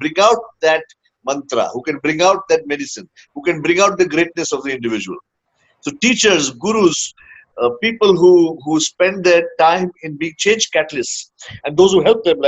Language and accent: English; Hyderabad, Telangana, India; moved away; also born or lived in Bangalore, India / United States; I was born in Bangalore, grew up, spent about 10 years in Hyderabad, then came back to Bangalore, did my college in Bangalore